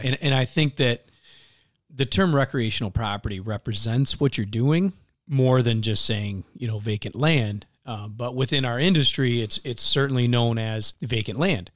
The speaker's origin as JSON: {"language": "English", "region": "Michigan", "country": "United States", "tie": "born or raised there", "moved": "yes", "said": "growing up in Michigan hunting and fishing."}